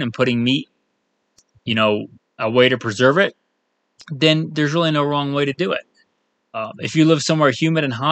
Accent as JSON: {"language": "English", "region": "East Coast", "country": "United States", "tie": "born or raised there", "moved": "yes", "said": "growing up on the East Coast and going out west"}